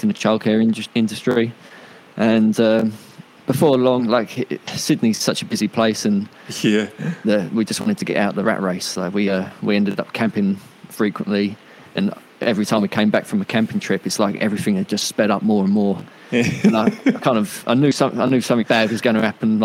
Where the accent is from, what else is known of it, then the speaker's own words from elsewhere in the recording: Isle of Sheppey, Kent, South East England, United Kingdom; moved away as an adult; now in Australia; I was born in Kent on the Isle of Sheppey, which is a little island off the mainland of England